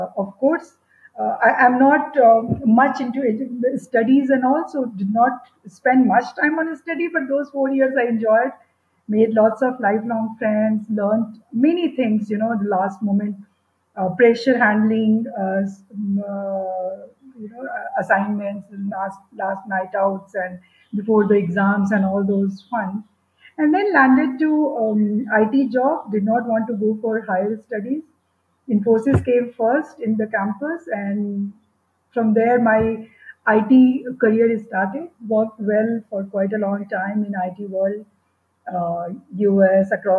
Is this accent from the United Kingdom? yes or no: no; Bihar, India; moved away as an adult; also born or lived in Kanpur; I come from Bihar, and that time Bihar was not safe for a girl to move around alone.